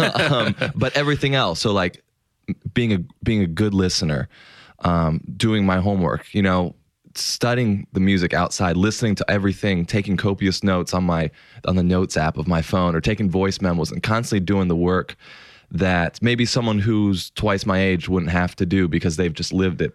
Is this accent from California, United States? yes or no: yes; Los Angeles, California, United States; I grew up in Los Angeles and I grew up a huge Lakers fan from day one.